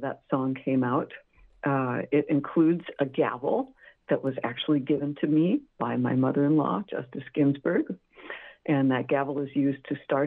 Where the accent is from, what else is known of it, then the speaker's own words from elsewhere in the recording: Montclair, California, United States; I grew up in Southern California, Montclair